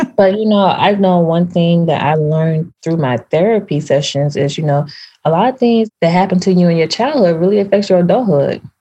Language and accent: English; Memphis, Tennessee, United States; moved away as an adult; also born or lived in Nashville, Tennessee; now in New York, United States; I grew up in Tennessee, Memphis, went to school there, went to college in Nashville.